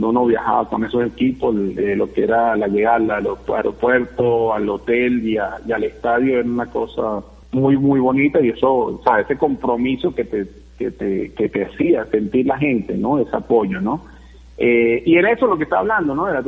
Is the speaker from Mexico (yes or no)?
no; Venezuela; moved away as an adult; con la etiqueta que uno llevaba como venezolano, bueno, eso fue difícil para mí los primeros meses, ¿no? Primeros dos meses, considero yo, de, mi llegada allá.